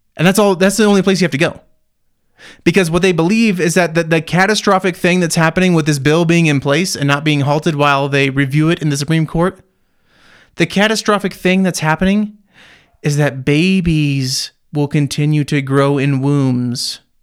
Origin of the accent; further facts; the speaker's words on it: United States; growing up in the American so, school system